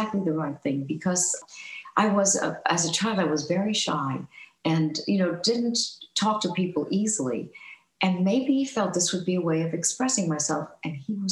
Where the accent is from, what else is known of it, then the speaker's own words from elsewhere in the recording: New York City, New York, United States; moved away as an adult; also born or lived in Denver, Colorado; I grew up in Astoria, Queens